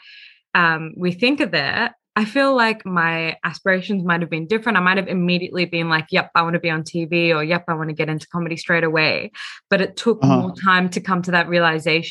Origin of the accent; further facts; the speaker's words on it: Australia; I was born here and brought up here